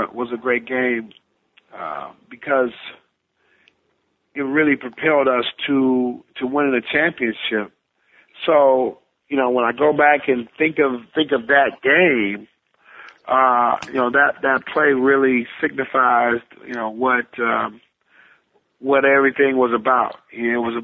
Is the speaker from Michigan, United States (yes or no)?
yes; Detroit, Michigan, United States; my hometown of Detroit